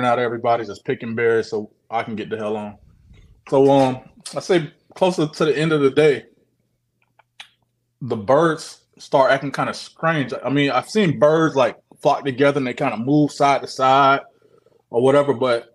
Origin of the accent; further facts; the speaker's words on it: Orlando, Florida, United States; I'm actually from Orlando